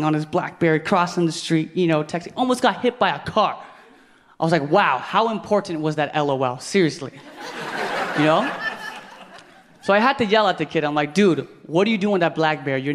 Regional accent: Philippines; I'm Filipino

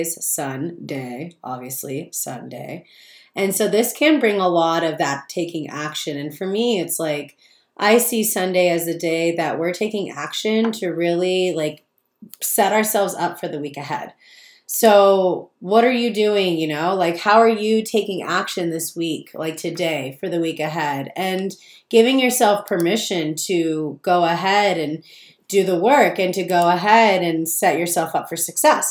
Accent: Palm Springs, California, United States; moved away as an adult; now in Joshua Tree, United States; I grew up in Palm Springs

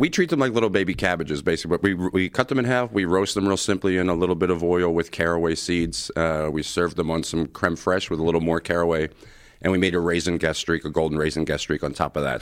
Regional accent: Philadelphia, Pennsylvania, United States; moved away; growing up in Southwest Philly

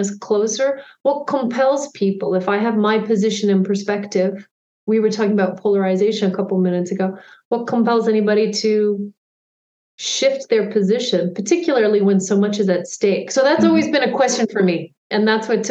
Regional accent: Canada; also born or lived in United Kingdom / Zimbabwe; I'm Canadian

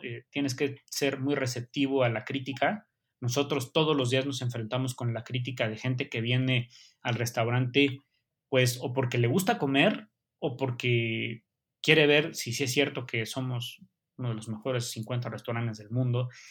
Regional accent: Mexico; como mexicano

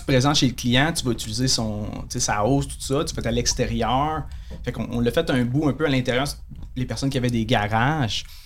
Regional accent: Saguenay, Quebec, Canada; moved away as an adult; also born or lived in Montreal North Shore (Lorraine, Blainville); je viens de Chicoutimi

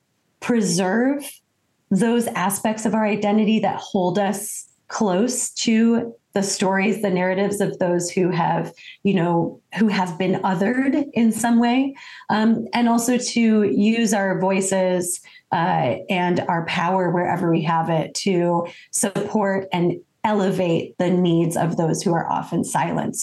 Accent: Detroit, Michigan, United States; I am American from, you know, the day I was born, and grew up in Detroit, Michigan

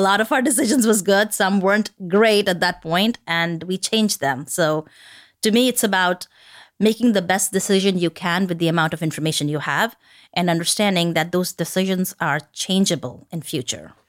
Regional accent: India; moved away; I grew up in India

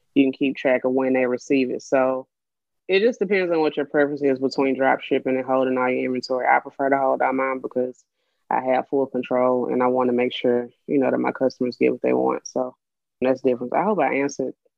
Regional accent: Birmingham, Alabama, United States; I'm from Birmingham, Alabama. I'm I almost said 29, I'm 30 years old. Just turned 30 last month in October. So I'm getting used to saying 30 now. born and raised in Birmingham.

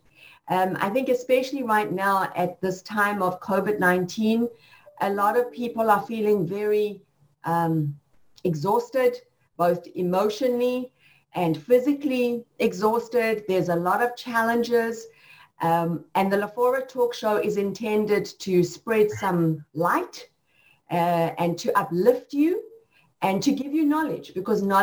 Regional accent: South Africa; now in United States; I came to America, and I came from South Africa, and I always have South African heart

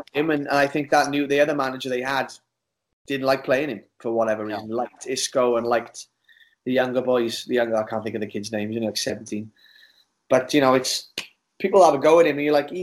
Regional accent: Wales, United Kingdom

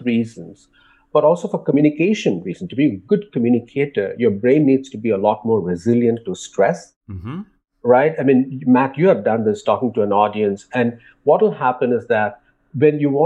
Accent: India; growing up in India

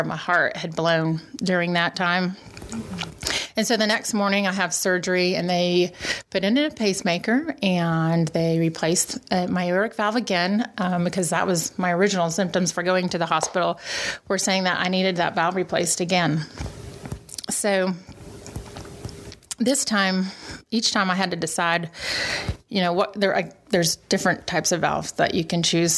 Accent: Kansas, United States; moved away as an adult; now in Milwaukee, United States; I grew up in Kansas, and I was in Kansas City

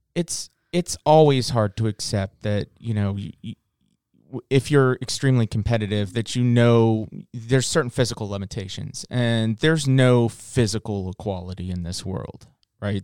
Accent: Virginia Beach, Virginia, United States; I grew up in Virginia Beach in, in, in Norfolk area.

